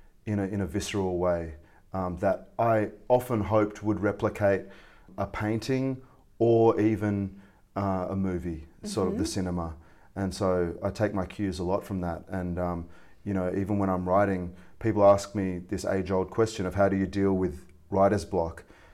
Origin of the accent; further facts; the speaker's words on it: Australia; also born or lived in Malaysia; I am a Malaysian-Australian scallywag, reprobate, and troublemaker